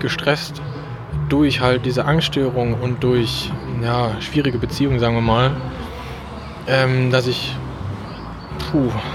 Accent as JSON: {"language": "German", "town": "Krefeld", "region": "North Rhine-Westphalia", "country": "Germany", "said": "Krefel natürlich, da wo ich herkomme"}